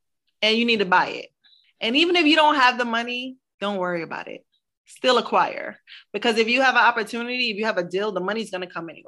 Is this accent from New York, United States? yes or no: yes; Brooklyn, New York, United States; Because I'm from Brooklyn. I was born in Brooklyn. And I knew what it felt like not to be able to live in Brooklyn again because it was too expensive, right?